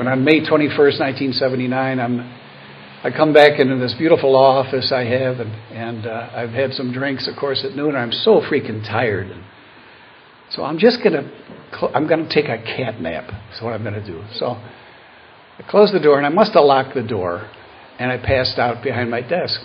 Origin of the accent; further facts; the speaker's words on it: Buffalo, New York, United States; also born or lived in Cleveland, Ohio; Born and raised in Buffalo